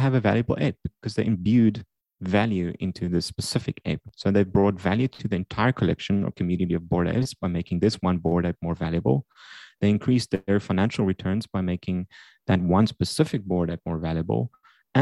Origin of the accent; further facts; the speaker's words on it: South Africa; growing up in South Africa, I created video games during high school